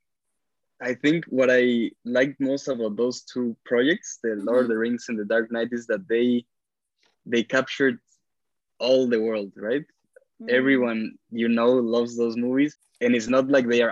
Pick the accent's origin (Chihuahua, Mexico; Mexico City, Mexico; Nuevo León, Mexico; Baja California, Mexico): Mexico City, Mexico; moved away as an adult; now in United States; I grew up in Mexico City. Well, my whole childhood, I studied there since kindergarten until high school